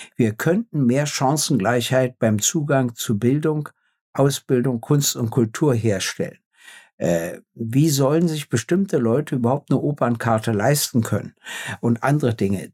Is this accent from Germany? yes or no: yes; Berlin, Germany; in meiner Heimat